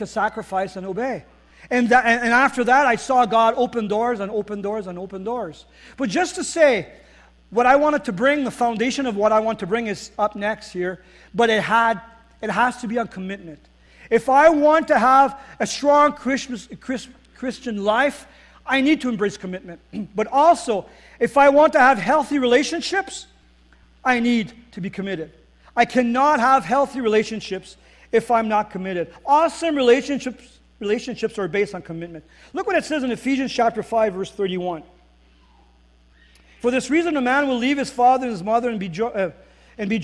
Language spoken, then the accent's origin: English; Northern Ontario, Canada; moved away as an adult; now in Winkler, Canada; I was raised in Northern Ontario